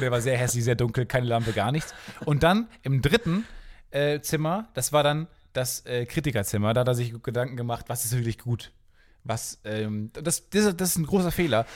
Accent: Kamen, North Rhine-Westphalia, Germany; die Stadt, wo ich herkomme, heißt Carmen

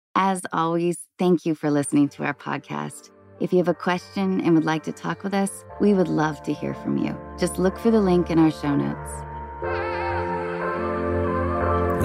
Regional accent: Seattle, Washington, United States; now in Los Angeles, United States; I'm in L A, but I grew up in Seattle

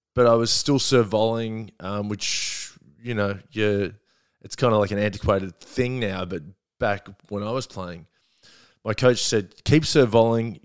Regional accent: Melbourne, Victoria, Australia; also born or lived in Perth; I grew up in, um, Glen Iris

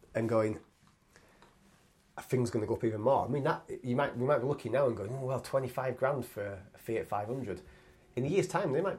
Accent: Yorkshire and the Humber, United Kingdom; I'm a Yorkshireman

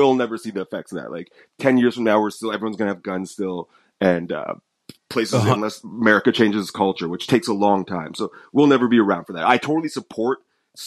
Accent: United States; I'm American

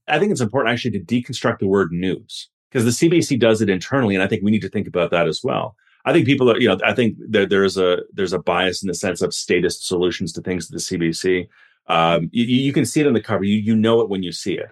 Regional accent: Vancouver, British Columbia, Canada; the twenty ten Olympics in my hometown

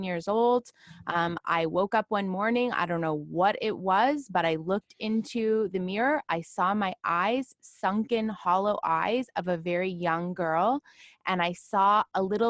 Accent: Toronto, Ontario, Canada; I grew up in Toronto

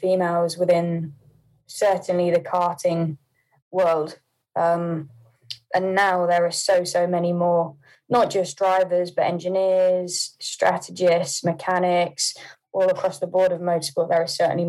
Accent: Poole, South West England, United Kingdom; also born or lived in Hampshire; now in Milton Keynes, United Kingdom; So I was born in Poole. I then did live in Hampshire for a while, near Headley, but I've not been there for maybe 4 or 5 years now.

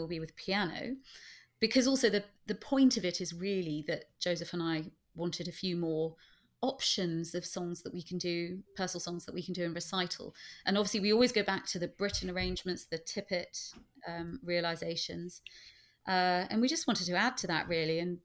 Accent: Bedford, East of England, United Kingdom; growing up in Bedford to be a member of Bedfordshire Youth Opera

